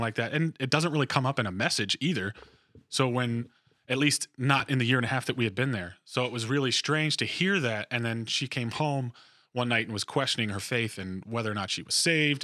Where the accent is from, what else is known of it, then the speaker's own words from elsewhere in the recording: New Jersey, United States; moved away as an adult; also born or lived in Virginia; I am from New Jersey originally